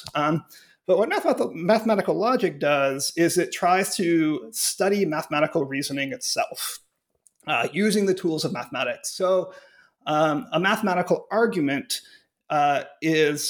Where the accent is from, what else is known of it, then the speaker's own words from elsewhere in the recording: Cleveland, Ohio, United States; moved away as an adult; also born or lived in Pittsburgh, Pennsylvania / Urbana-Champaign, Illinois / Chicago, Illinois; now in Grinnell, United States; I grew up in Cleveland, Ohio